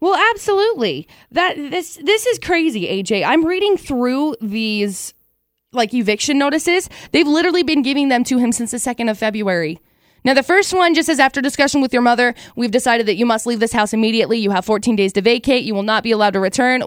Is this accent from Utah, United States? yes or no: yes; Box Elder County, Utah, United States; So I grew up in Box Elder County